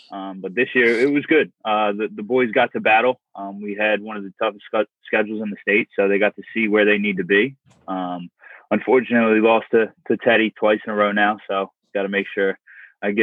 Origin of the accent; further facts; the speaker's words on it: Delaware, United States; I grew up and played in Delaware